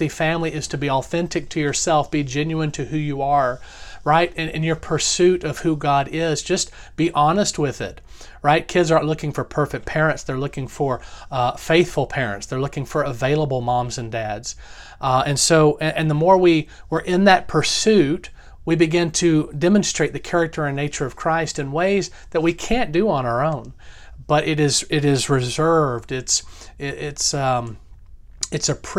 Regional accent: the South, United States; Growing up in the South

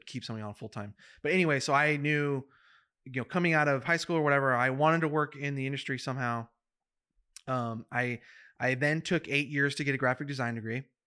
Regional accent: Madera, California, United States; I'm from Madera, California, which is, um, an hour from the gates of Yosemite.

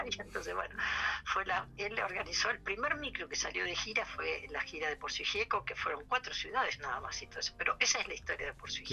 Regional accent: Mercedes, Buenos Aires Province, Argentina; la casa de mis padres en mi pueblo en Mercedes

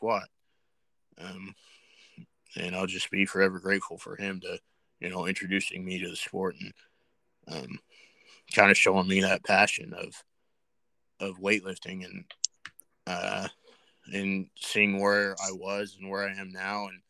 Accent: United States; as American weightlifters

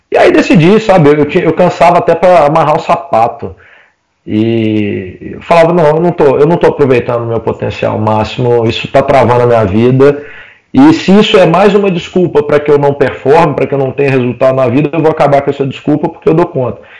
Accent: Oliveira, Minas Gerais, Brazil; also born or lived in Belo Horizonte; voltei para minha cidade natal, nessa época eu estava em Belo Horizonte, voltei para Oliveira, que é onde eu cresci, cidade onde meus pais moram

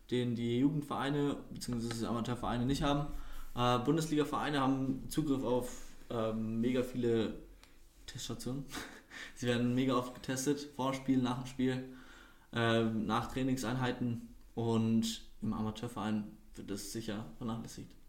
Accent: Würzburg, Bavaria, Germany; born there; Deutschland, Würzburg.

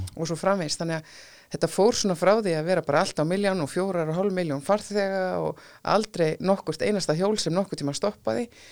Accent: Iceland; við erum Íslendingar

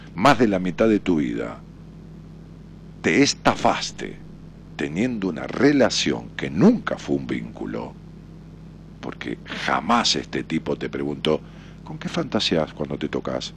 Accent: Ramos Mejía, Buenos Aires Province, Argentina; moved away as an adult; now in Buenos Aires, Argentina; yo me fui de mi pueblo de Ramos Mejía

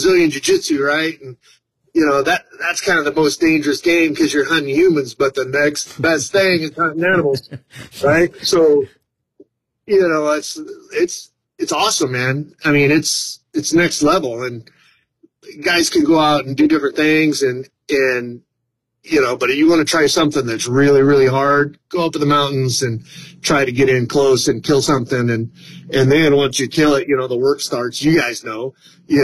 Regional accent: Fresno, California, United States; I've been born and raised in the Valley, so I live in Fresno, been up there for a long time

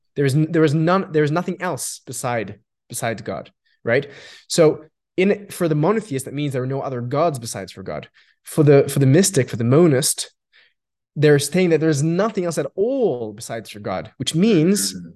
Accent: Australia; first language Yiddish; English is a second language; I grew up in Australia.

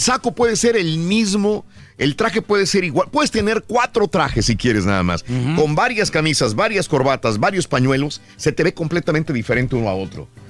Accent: Mexico; now in United States; mis compatriotas mexicanos que estamos acá de este lado en Estados Unidos

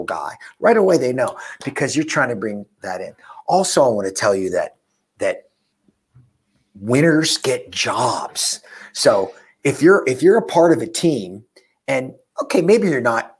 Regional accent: Pittsburgh, Pennsylvania, United States; I'm from Pittsburgh

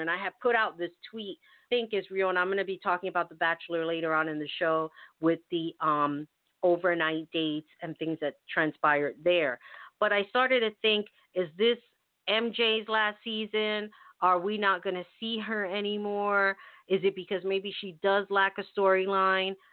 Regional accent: New York City, New York, United States; when I was growing up in the Bronx, we had everybody

